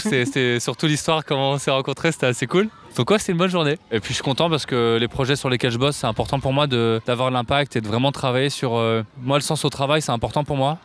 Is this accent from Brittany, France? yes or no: no; Paris, Île-de-France, France; J'ai grandi à Paris, je suis né à Paris dans le 19e et j'habite toujours Paris.